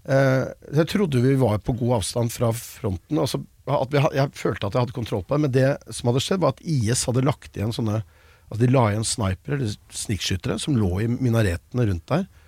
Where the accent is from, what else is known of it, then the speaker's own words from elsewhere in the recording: Norway; Jeg er jo nordmann